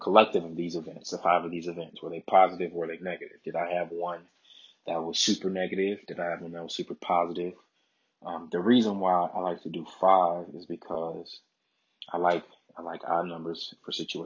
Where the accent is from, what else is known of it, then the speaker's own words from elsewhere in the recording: Chicago, Illinois, United States; I'm born and raised in Chicago, Illinois